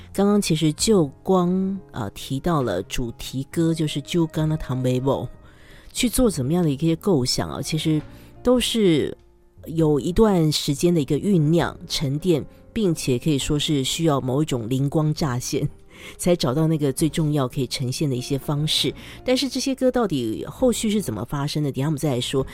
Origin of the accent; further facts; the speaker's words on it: Taiwan; 我是台湾人，但我台语也不好